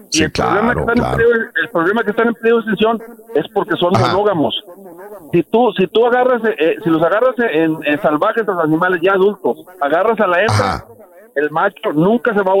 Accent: Ciudad Valles, San Luis Potosí, Mexico; now in McAllen, United States; yo soy de la Costaca Potosina, de Ciudad Valles.

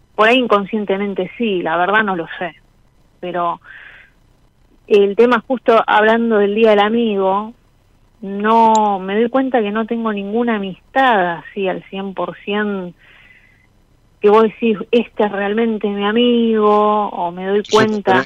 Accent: Buenos Aires, Argentina; Soy de Flores, Capital Federal

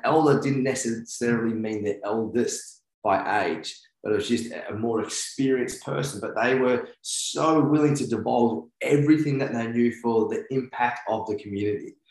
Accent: New Zealand; I'm Kiwi

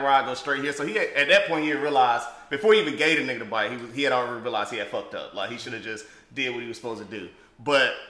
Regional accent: the South, United States; growing up in the South and like being a like kind of country boy, we grew up with dirt bikes and ATVs

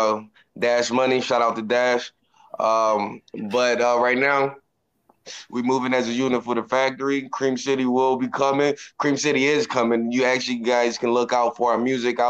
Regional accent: Philadelphia, Pennsylvania, United States; moved away; I'm originally from Philadelphia

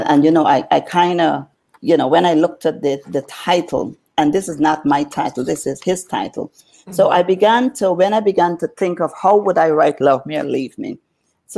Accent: New Amsterdam, East Berbice-Corentyne, Guyana; now in United States; I grew up in Guyana, South America

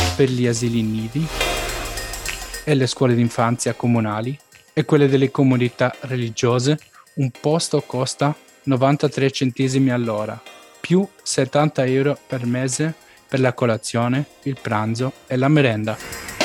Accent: Stuttgart, Baden-Württemberg, Germany; sono nato e cresciuto a Stoccarda

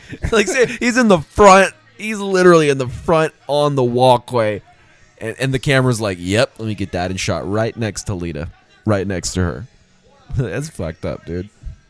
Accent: Oklahoma, United States; accent: country; I'm from Oklahoma.

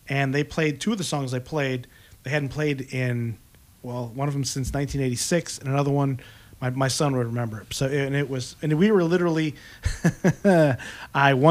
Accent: Dearborn, Michigan, United States; moved away; Detroit. Dearborn, Michigan. Is where I went to high school

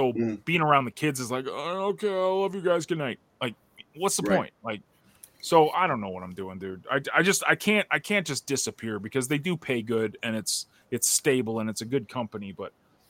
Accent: Canada; I'm Canadian, man. I'm not American

